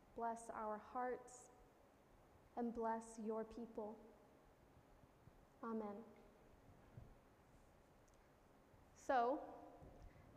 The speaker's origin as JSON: {"language": "English", "region": "Missouri", "country": "United States", "tie": "born or raised there", "moved": "as an adult", "lives_now": "Connecticut, United States", "said": "living out of my home state of Missouri for the first time"}